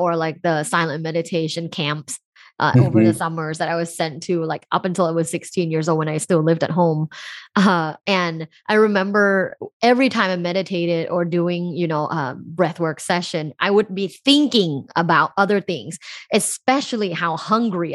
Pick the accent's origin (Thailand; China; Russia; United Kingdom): Thailand; moved away; I grew up in Thailand